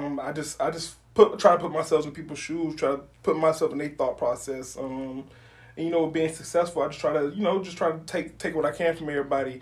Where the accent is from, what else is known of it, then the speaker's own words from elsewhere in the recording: Homestead, Florida, United States; moved away as an adult; I'm from Homestead, Florida, all the way at the bottom of Florida, exit one, the last exit in Florida